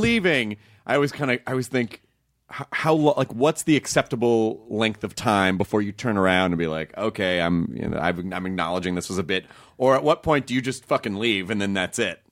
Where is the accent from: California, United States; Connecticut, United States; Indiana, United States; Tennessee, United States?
Tennessee, United States; Memphis; also born or lived in Kentucky; now in Los Angeles, United States; I grew up in Tennessee.